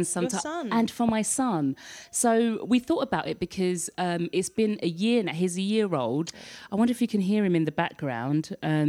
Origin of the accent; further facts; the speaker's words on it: London, United Kingdom; now in France; my home country of the UK